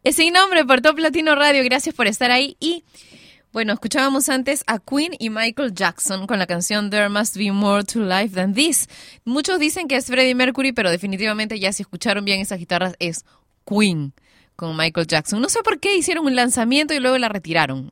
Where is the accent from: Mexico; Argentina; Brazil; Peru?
Peru; en mi país